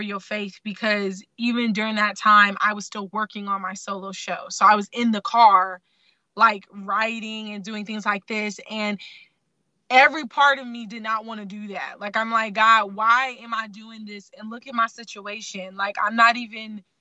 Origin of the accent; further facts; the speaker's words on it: Sacramento, California, United States; also born or lived in Baltimore, Maryland; I was born in Baltimore, Maryland, raised in Sacramento